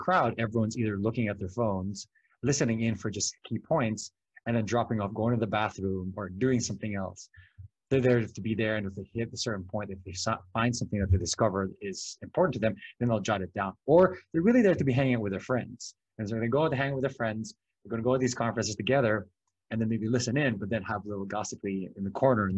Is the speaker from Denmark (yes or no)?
no; Philippines; English is a second language; the Philippines because I'm Filipino and I grew up there. And I was very lucky to have the opportunities that I have here.